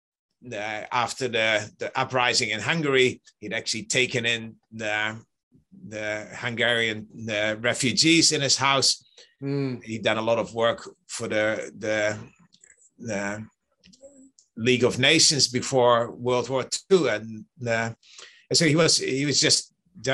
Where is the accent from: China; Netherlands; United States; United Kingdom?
Netherlands; I grew up in the Netherlands